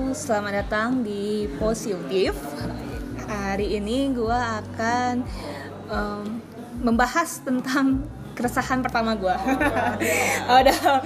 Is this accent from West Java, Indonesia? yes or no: yes; Bandung, West Java, Indonesia; gue sebagai orang Bandung